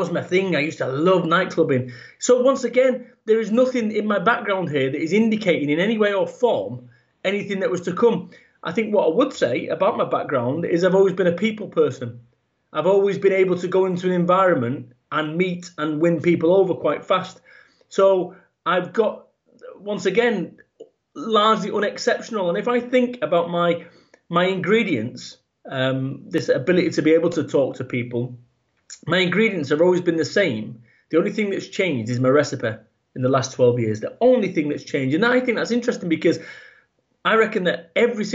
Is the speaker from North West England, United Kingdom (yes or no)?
yes; Salford, North West England, United Kingdom; I was born over in Manchester in the UK, and I was brought up in a working class environment